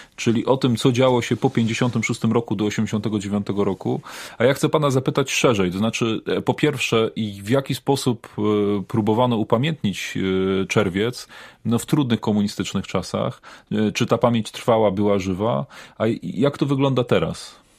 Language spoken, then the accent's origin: Polish; Poznań, Greater Poland, Poland; sam jestem poznaniakiem, e, rodem